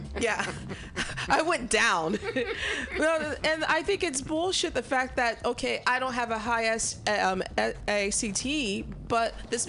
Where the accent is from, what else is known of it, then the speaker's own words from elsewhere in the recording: Missouri, United States; I'm from Missouri